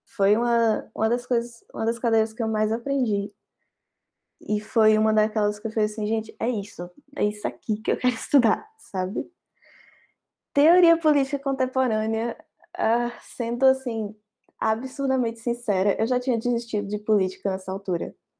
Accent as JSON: {"language": "Portuguese", "region": "Bahia", "country": "Brazil", "moved": "as an adult", "lives_now": "Pernambuco, Brazil", "said": "Eu não sou do estado de Pernambuco, eu sou da Bahia."}